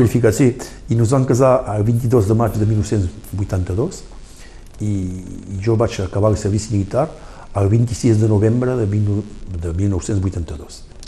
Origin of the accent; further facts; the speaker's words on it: Saint-Laurent-de-Cerdans, Occitania, France; now in Argelès-sur-Mer, France; a Sant Llorenç, perquè vaig arribar a 8 anys, va ser difícil al principi, però després, a poc a poc, Sant Llorenç va ser el poble de, del meu cor, de la meva vida